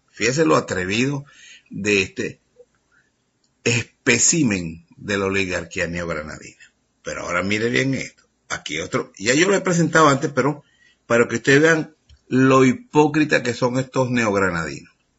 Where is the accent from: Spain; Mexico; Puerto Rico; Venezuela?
Venezuela